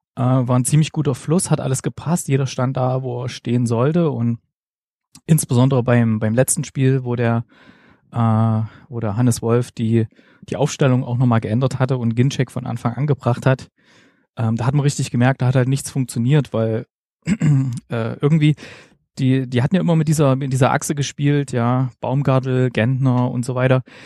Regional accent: Gera, Thuringia, Germany; moved away as an adult; now in Stuttgart, Germany; ganz ursprünglich komme ich aus Gera im schönen Thüringen und mich hat 2009 hier ins Ländle verschlagen

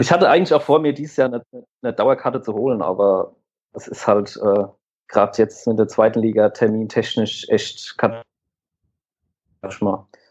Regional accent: near Aschaffenburg, Bavaria, Germany; Ich bin 27 Jahre alt und komme aus der Nähe von Aschaffenburg

